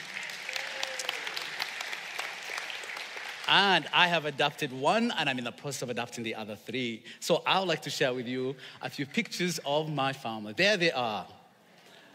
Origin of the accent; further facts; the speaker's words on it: Uganda; English is a second language; now in Charlotte, United States; I'm from Uganda